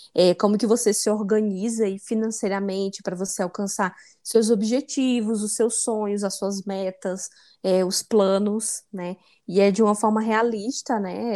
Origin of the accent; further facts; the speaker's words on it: Northeast Region, Brazil; now in São Paulo, Brazil; minha origem nordestina